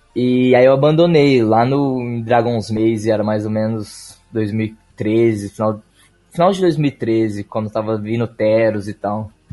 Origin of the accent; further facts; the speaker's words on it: Ribeirão Preto, São Paulo, Brazil; Sou nascido e moro na cidade de Ribeirão Preto